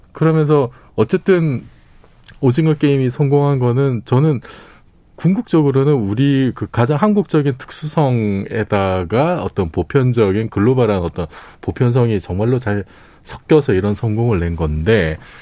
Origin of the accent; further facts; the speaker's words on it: South Korea; 한국 사람으로서